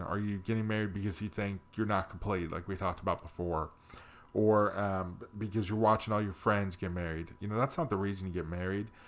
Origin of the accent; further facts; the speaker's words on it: New Jersey, United States; moved away; also born or lived in Pennsylvania; I grew up in the Northeast, grew up in New Jersey with a mom and dad who loved me